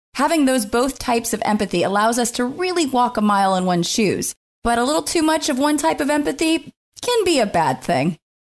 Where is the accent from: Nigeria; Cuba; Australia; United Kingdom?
United Kingdom; Scotland; I'm a Scottish lady